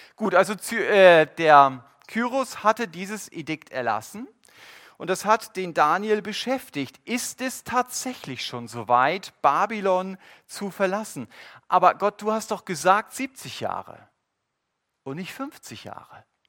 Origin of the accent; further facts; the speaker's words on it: Germany; Wir als Deutsche